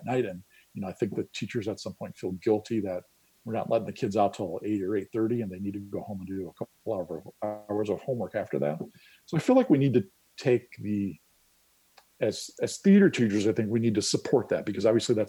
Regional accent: Illinois, United States; moved away as an adult; also born or lived in New York City, United States; I'm from Illinois originally. I decided to move back to Illinois

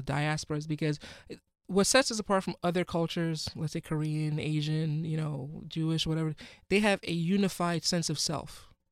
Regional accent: Ghana; now in United States; I'm from Ghana

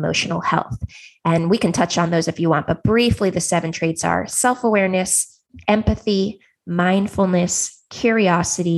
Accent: Silicon Valley, California, United States; I grew up in Silicon Valley

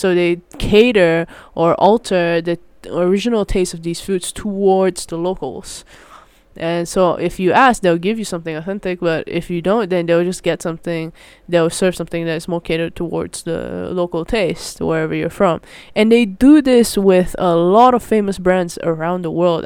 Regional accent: Malaysia; moved away as an adult; now in Netherlands; I grew up in Malaysia and, uh, yeah, coming to Netherlands for university

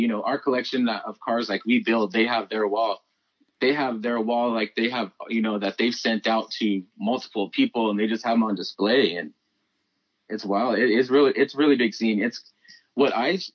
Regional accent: Phoenix, Arizona, United States; growing up in Phoenix

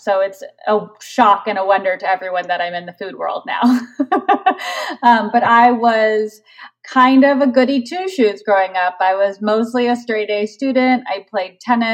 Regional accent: Tucson, Arizona, United States; moved away as an adult; also born or lived in Chicago, Illinois / Bay Area, California; now in Los Angeles, United States; I grew up in Tucson, Arizona. So we lived in Arizona from when I was 5 until I graduated high school.

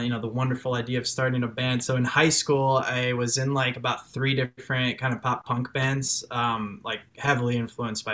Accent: Chicago, Illinois, United States; accent: Chicago; first language French; English is a second language; also born or lived in France; I was born in Chicago, but I moved to France like when I was 2 months old

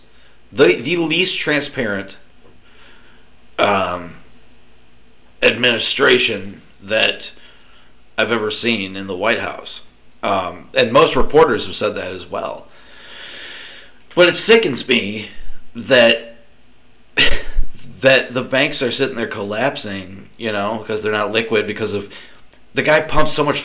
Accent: United States

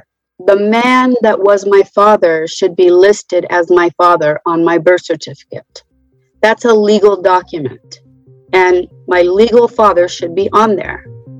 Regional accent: North Carolina, United States; I'm 63, and I am from North Carolina.

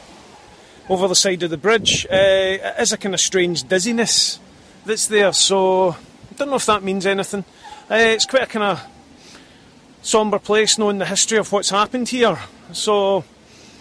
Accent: Scotland, United Kingdom; I'm Scottish

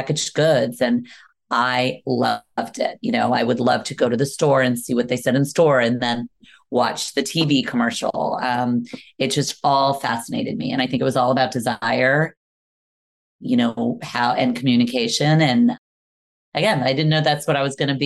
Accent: Washington, District of Columbia, United States; moved away; I grew up right in Washington, D.C.

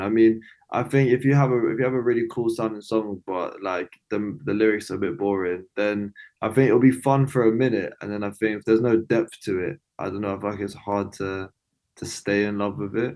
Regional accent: London, United Kingdom; I'm from East London.

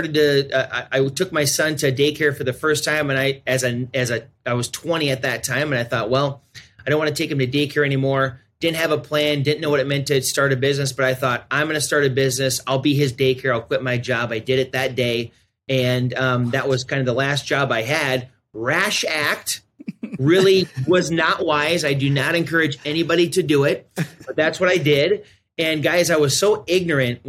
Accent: South Dakota, United States; I'm born and raised in South Dakota. I'm a South Dakota boy, probably always will be.

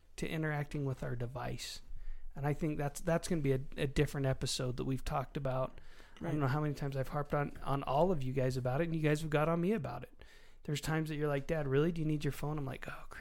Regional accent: Pleasant Grove, Utah, United States; I'm from Pleasant Grove

